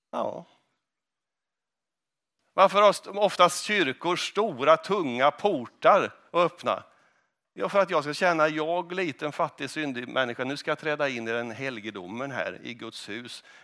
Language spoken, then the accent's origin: Swedish; Stensele, Västerbotten County, Sweden; kommer från Stensele. Är det någon som vet var Stensele ligger? Ja, det vet ni.